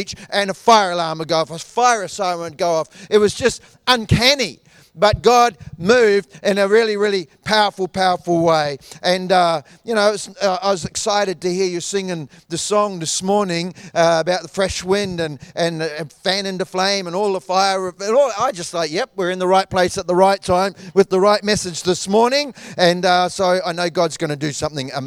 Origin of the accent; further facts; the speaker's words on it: New Zealand; moved away; I grew up in New Zealand